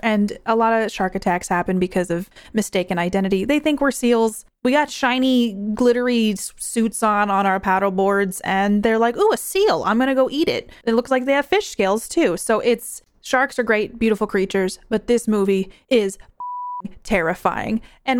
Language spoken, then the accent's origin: English; New York, United States; I grew up in New York near a beach, and I've been landlocked ever since, and I think it's safer this way.